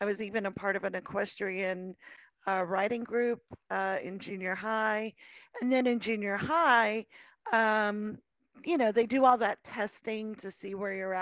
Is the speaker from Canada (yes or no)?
no; Colorado, United States; I was born and raised in Colorado.